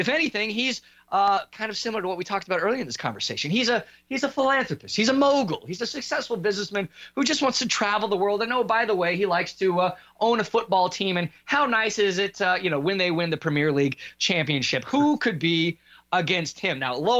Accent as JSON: {"language": "English", "country": "United States", "said": "I'm obviously speaking as an American, journalist."}